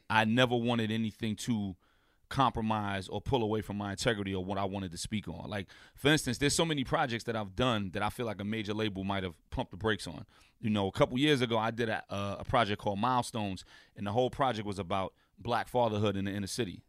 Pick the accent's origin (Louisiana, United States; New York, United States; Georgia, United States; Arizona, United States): New York, United States; New York City; being from a block away from …, I'm from Saint James.